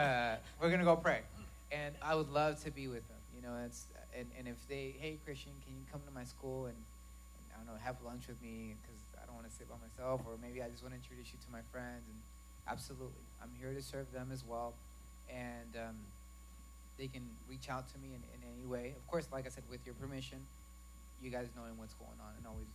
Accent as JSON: {"language": "English", "region": "Arkansas", "country": "United States", "said": "I'm from Arkansas"}